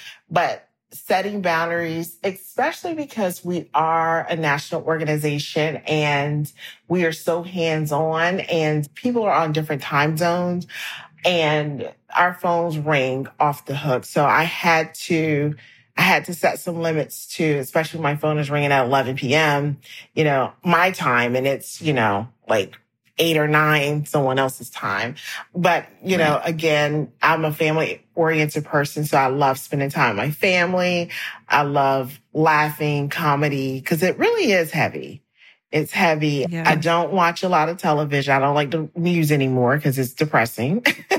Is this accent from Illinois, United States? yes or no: no; South Carolina, United States; And so I'm from South Carolina. I grew up in church.